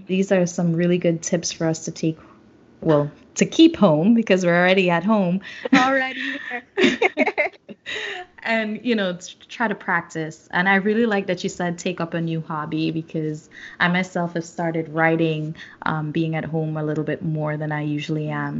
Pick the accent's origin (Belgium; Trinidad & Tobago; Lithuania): Trinidad & Tobago; South Trinidad; I know in Trinidad, because I'm from South, San Fernando Hill is always there.